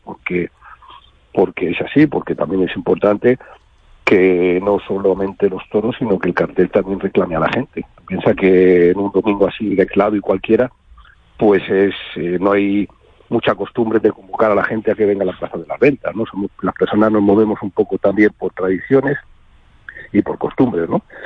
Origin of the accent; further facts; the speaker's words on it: Madrid, Community of Madrid, Spain; nosotros somos madrileños, yo me he hecho aficionado en Madrid, cuando era pequeño